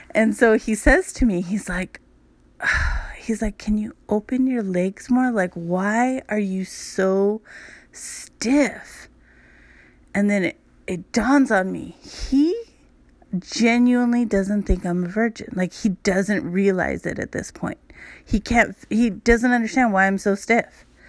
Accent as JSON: {"language": "English", "town": "Los Angeles", "region": "California", "country": "United States", "tie": "born or raised there", "said": "I grew up in Hollywood"}